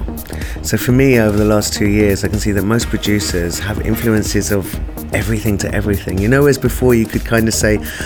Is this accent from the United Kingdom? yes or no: yes; London, United Kingdom; moved away as an adult; also born or lived in Africa; now in India; I was born in Africa, grew up in London, and went to India on a journey to kind of find my Indianness